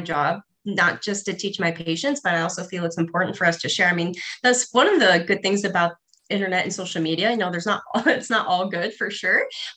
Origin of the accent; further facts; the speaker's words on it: Ohio, United States; moved away as an adult; also born or lived in Arizona; I grew up in Ohio